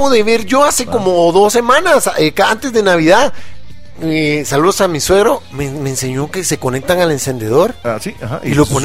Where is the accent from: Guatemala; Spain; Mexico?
Guatemala; Guatemala City, Guatemala Department; yo vivía en la zona 6 y mi colegio quedaba allá por la Merced.